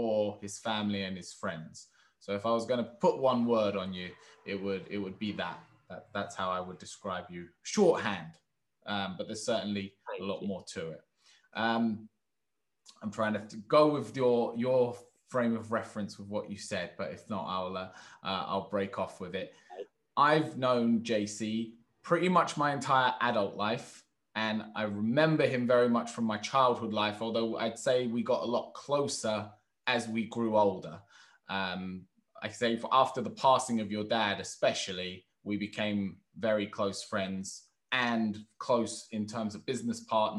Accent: London, United Kingdom; I'm very much in London, where it's very diverse where I am. Like my school that I went to, I was the odd one out as the white guy. So it was, I was raised in actually a more black community in terms of my local area. My family's Turkish

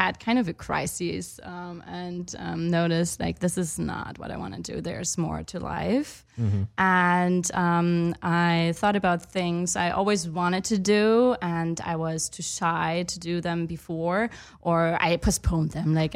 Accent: Munich, Bavaria, Germany; moved away as an adult; also born or lived in Heppenheim, Hesse, Germany / Chile; now in Los Angeles, United States; Born and raised in Germany.

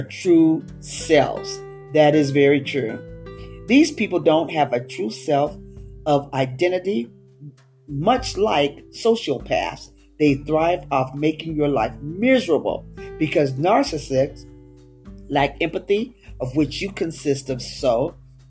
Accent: West Coast, United States; moved away; I was from the West Coast and the way I spoke and everything was different, a different dialect

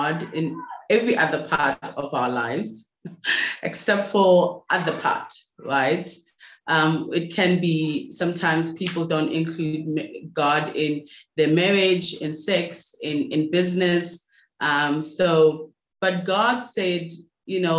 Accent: Rustenburg, North West, South Africa; I'm from South Africa, born and raised in a place called Rustenburg in, you know, South Africa, in the Northwest.

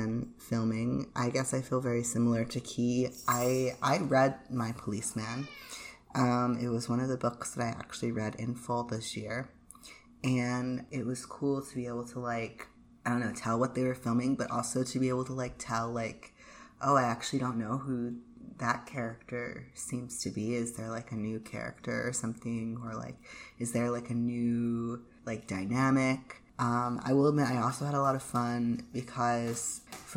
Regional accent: United States; being an American

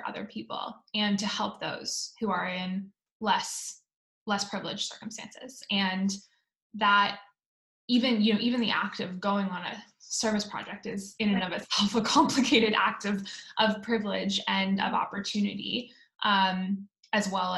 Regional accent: Oakville, Ontario, Canada; moved away as an adult; now in Palo Alto, United States; I grew up in Oakville, and I am a proud Canadian, though I've lived in the States for the last 10 years

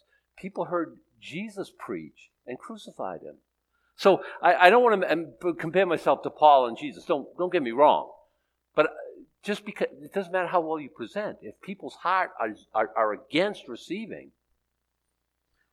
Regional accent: Boston, Massachusetts, United States; I'm from Boston

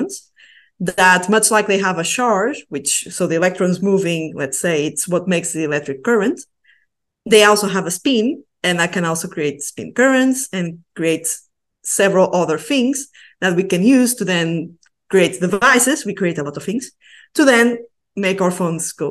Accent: Portugal; now in Basque Country, Spain; I'm originally from Portugal, but I'm now in the northeast of Spain in a region called the Basque Country.

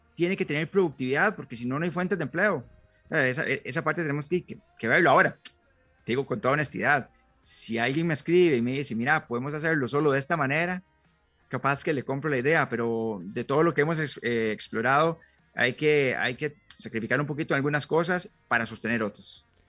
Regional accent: San Mateo, Alajuela, Costa Rica; moved away as an adult; now in Palmares, Costa Rica; soy oriundo de San Mateo y tengo 10 años de vivir en, en, Palmares

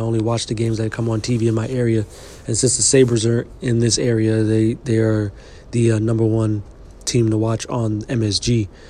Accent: New York City, New York, United States; growing up in New York City.

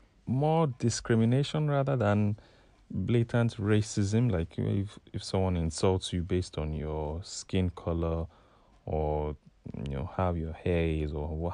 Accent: Nigeria; moved away as an adult; I said, yeah, I'm from Nigeria.

